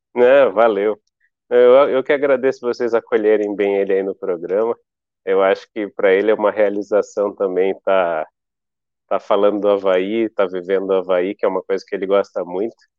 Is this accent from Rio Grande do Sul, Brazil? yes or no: no; Brasília, Federal District, Brazil; now in Florianópolis, Brazil; eu sou de Brasília